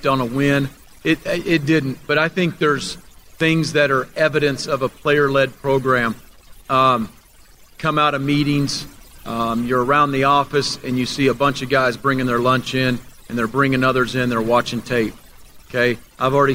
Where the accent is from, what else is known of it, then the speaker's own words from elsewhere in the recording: Oklahoma, United States; now in Lubbock, United States; I'm from Oklahoma